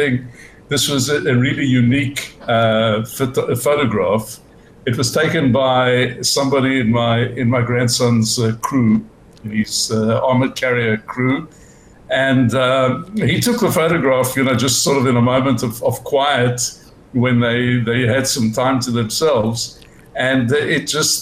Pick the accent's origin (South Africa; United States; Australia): South Africa; moved away as an adult; now in Israel; when I was growing up in South Africa, there was compulsory military training.